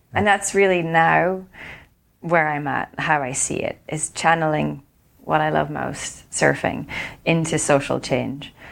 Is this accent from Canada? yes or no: no; Ireland; when I grew up in Ireland before surfing was cool